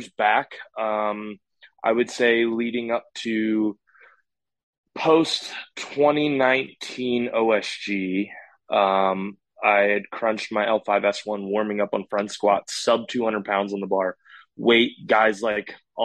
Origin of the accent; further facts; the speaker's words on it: Maryland, United States; I'm from Maryland.